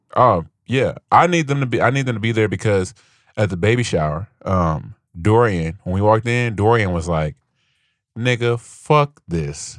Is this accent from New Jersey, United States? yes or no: no; Gary, Indiana, United States; I grew up I was in Gary